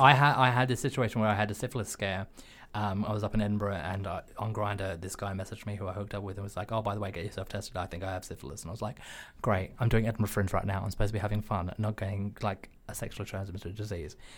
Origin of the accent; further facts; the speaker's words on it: Australia; as an Australian, xenophobia, racism, sexism, homophobia, these are just part and parcel for how I was culturally brought up